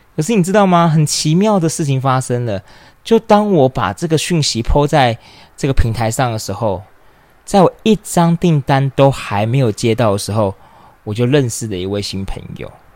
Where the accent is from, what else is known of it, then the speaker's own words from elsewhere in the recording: Taipei, Taiwan; also born or lived in London, United Kingdom; 我是土生土长的台北人